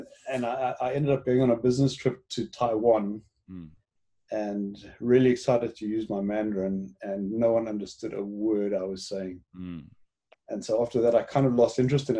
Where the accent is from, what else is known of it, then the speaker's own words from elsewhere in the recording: Johannesburg, Gauteng, South Africa; accent: South African; moved away as an adult; also born or lived in Cape Town, South Africa / Hong Kong / East Africa; now in Vancouver, Canada; I grew up in South Africa. Born in Cape Town, raised in Johannesburg